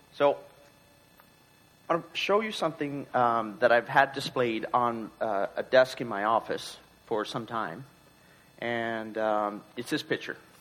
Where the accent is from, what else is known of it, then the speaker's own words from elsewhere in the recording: Newfoundland and Labrador, Canada; moved away; we're both from Newfoundland. We still try and get back every couple of years